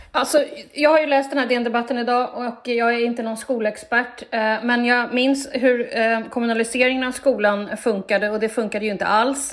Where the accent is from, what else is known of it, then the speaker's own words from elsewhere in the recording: Stockholm, Stockholm County, Sweden; jag växte upp i Stockholms innerstad